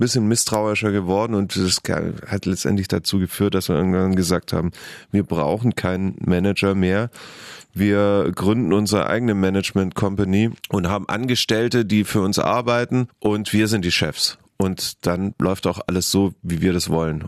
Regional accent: Heidenheim, Baden-Württemberg, Germany; moved away; ich habe nur gute Erinnerungen an meine Kindheit in Heidenheim

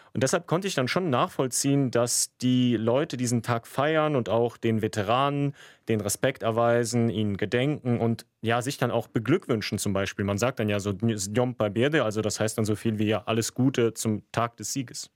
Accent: Germany; Ich bin ja in Deutschland geboren, aber in einer großen russischsprachigen Community mit Russen, Ukrainern, Kasachen aufgewachsen.

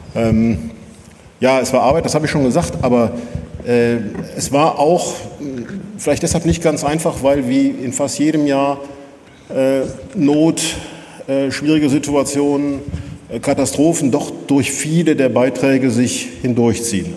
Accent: Rhineland, Germany; Ich sage das als Rheinländer.

